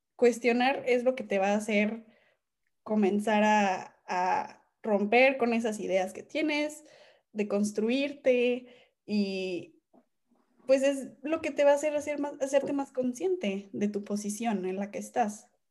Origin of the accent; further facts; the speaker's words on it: Mexico; dentro de nuestro país